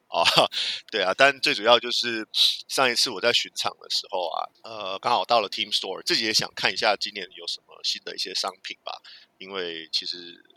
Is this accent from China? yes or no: no; Taiwan; moved away; 我是台湾人，我是这里大都会的员工